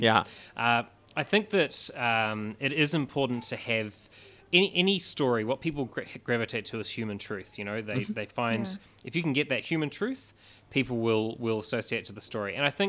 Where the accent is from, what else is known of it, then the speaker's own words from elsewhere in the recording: New Zealand; about growing up in New Zealand and the Kiwi voices